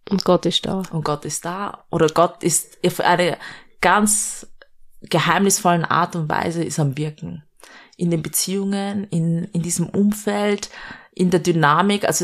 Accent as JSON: {"language": "German", "region": "Vienna", "country": "Austria", "tie": "born or raised there", "said": "Ich bin eigentlich Städterin, ich bin in Wien geboren und aufgewachsen."}